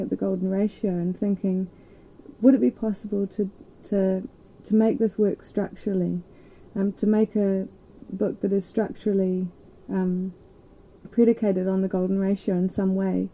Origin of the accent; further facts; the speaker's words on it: Christchurch, Canterbury, New Zealand; I grew up in Christchurch which is on the east coast of the um, South Island